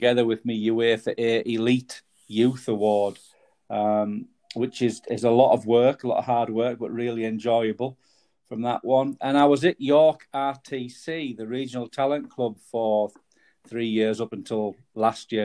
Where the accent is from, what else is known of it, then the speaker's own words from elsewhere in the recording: the Northeast, North East England, United Kingdom; moved away; also born or lived in Yorkshire; I'm from the Northeast